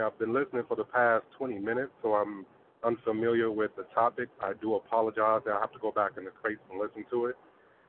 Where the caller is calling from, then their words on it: Oklahoma, United States; I'm from Oklahoma.